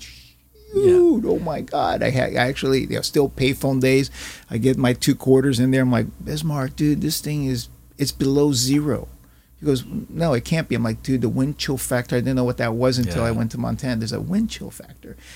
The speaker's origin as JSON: {"language": "English", "country": "Brazil", "moved": "yes", "lives_now": "United States", "said": "I'm a Chinese Brazilian immigrant to this country"}